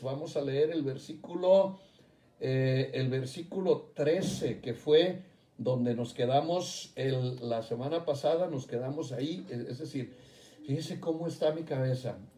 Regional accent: Jalisco, Mexico; mi tierra, Jalisco

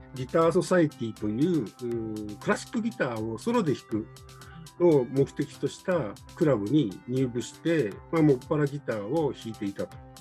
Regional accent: Nagano, Japan; moved away; 長野が私の田舎なんですけど

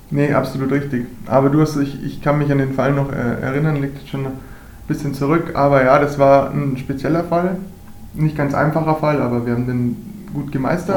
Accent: Ingolstadt, Bavaria, Germany; Ich bin eigentlich auf dem Eis auch aufgewachsen, groß geworden, natürlich auch hier beim hiesigen ERC Ingolstadt.

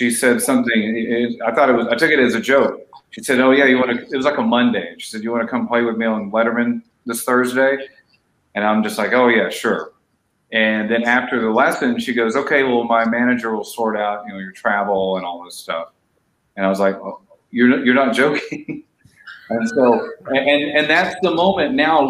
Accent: East Texas, United States; now in Los Angeles, United States; I grew up in a small town in East Texas

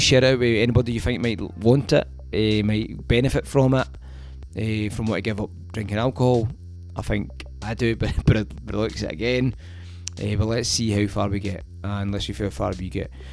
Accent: Glasgow, Scotland, United Kingdom; when I grew up in Drumchapel

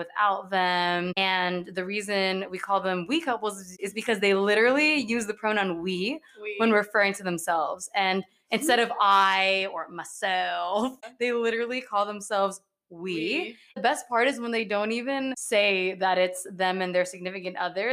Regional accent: New Jersey, United States; I'm from New Jersey

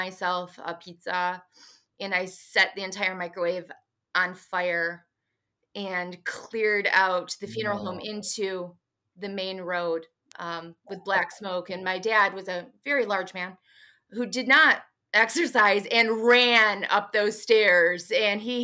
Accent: Kalamazoo, Michigan, United States; also born or lived in Lansing, Michigan; moved back to Kalamazoo, where I am from

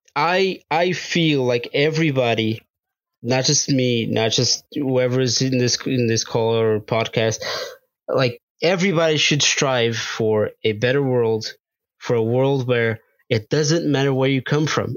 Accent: Portugal; now in United States; I grew up in Portugal

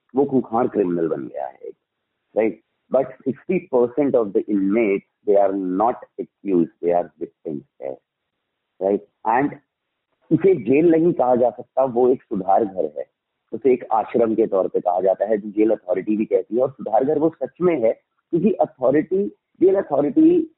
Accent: Delhi, India; also born or lived in Punjab; I born in 1982 in a small village of Punjab, right? And after that came to Delhi. उसके बाद schooling मेरी दिल्ली में हुई सारी

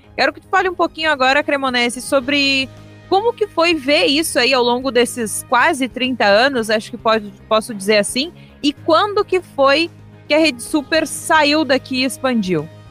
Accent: Santa Maria, Rio Grande do Sul, Brazil; eu cresci lá na Tancredo Neves

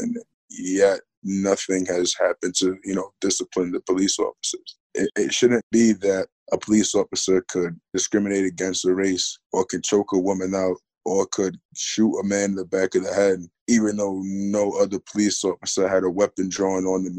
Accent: Geneva, New York, United States; I'm 18 years old, born and raised in Geneva.

